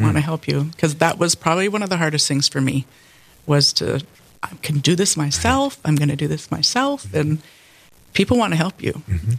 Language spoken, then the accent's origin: English; Bismarck, North Dakota, United States; I grew up in Bismarck